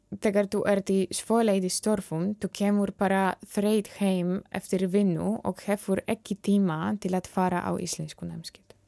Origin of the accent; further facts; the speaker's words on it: Poland; Icelandic is a second language; moved away as an adult; now in Iceland; ég er frá Pólandi